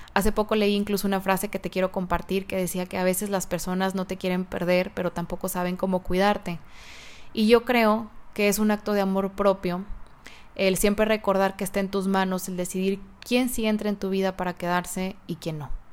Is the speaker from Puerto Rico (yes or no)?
no; Mexico; en mi país, México